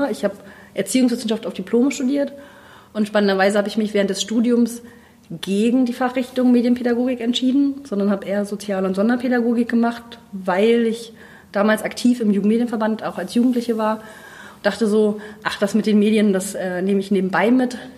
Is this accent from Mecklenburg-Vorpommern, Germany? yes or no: yes; Rügen, Mecklenburg-Vorpommern, Germany; now in Rostock, Germany; ich äh, wohne in Rostock, ich bin aufgewachsen auf Rügen, ich komme quasi von der Küste.